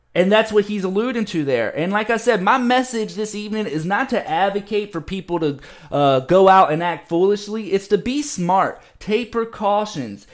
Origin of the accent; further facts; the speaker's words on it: Virginia, United States; here in my home state in Virginia